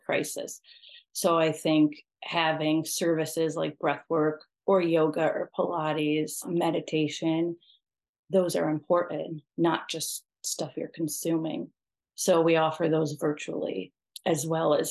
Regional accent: New York, United States; I'm from New York

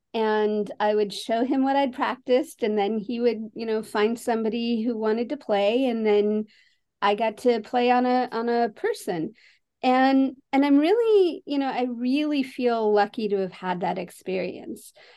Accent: San Francisco, California, United States; I grew up in San Francisco

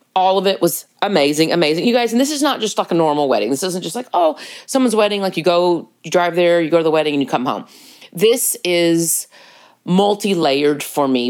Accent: Texas, United States; being a Texan

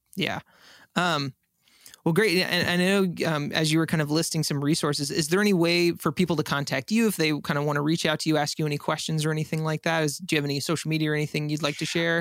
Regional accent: San Antonio, Texas, United States; I'm actually from San Antonio

